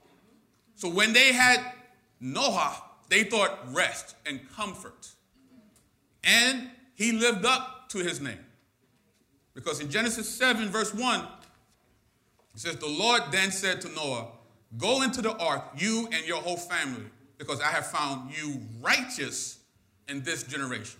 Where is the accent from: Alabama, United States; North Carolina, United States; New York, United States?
New York, United States; New York City; I'm born and raised in Brooklyn